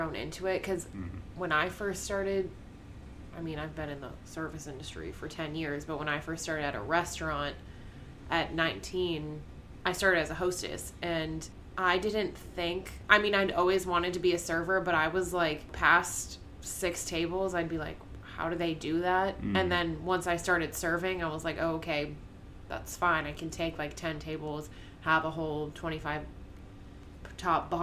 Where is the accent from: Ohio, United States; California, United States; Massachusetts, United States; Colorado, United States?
Massachusetts, United States; now in Florida, United States; I'm from Massachusetts.